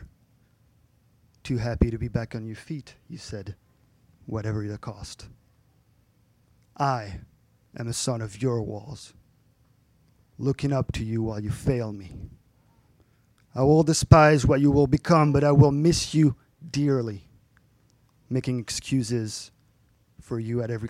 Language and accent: English; France; moved away; my hometown back in France is thought to have been founded like between 2000 and 500 BC.